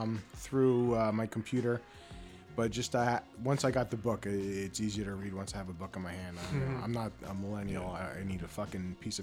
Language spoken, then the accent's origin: English; New Jersey, United States; I'm from Jersey